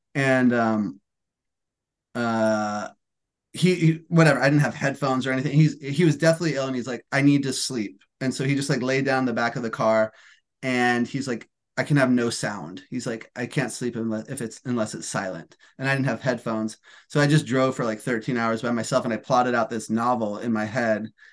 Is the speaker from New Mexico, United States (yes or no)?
yes; Albuquerque, New Mexico, United States; moved away as an adult; now in California, United States; I'm from Albuquerque, New Mexico, so I was in Albuquerque for Thanksgiving